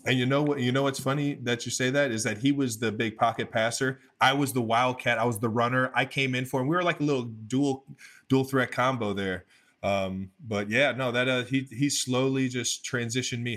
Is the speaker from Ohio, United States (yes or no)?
yes; Cleveland Heights, Ohio, United States; also born or lived in North Ridgeville, Ohio; I come from Northeast Ohio, Cleveland, Ohio, um, Cleveland Heights to be specific